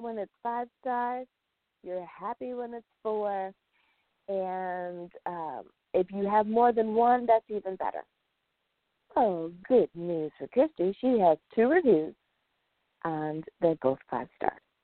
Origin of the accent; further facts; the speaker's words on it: United States; the United States of America. Woohoo! My home country